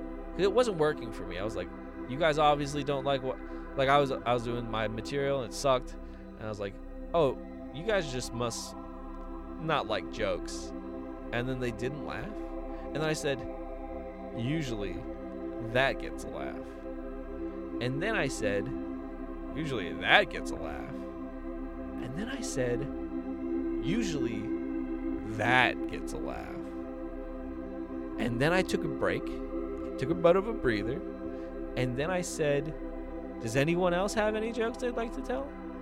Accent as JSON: {"language": "English", "town": "Kailua", "region": "Hawaii", "country": "United States", "said": "And I was like, well, I'm from Kailua."}